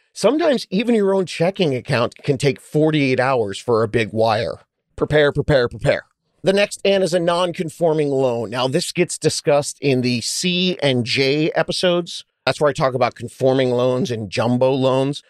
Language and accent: English; California, United States; I'm from California.